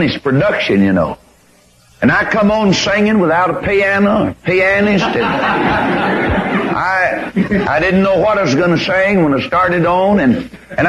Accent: Corpus Christi, Texas, United States; my hometown of 200,000 souls

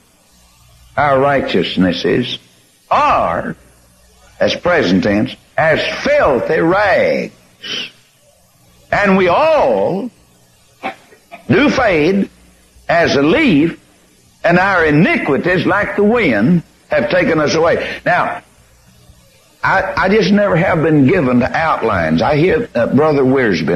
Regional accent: Corpus Christi, Texas, United States; my hometown of 200,000 souls

